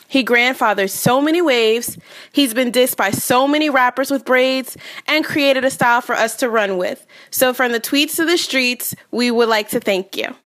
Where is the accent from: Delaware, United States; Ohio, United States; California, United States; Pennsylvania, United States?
Delaware, United States; I'm from Delaware.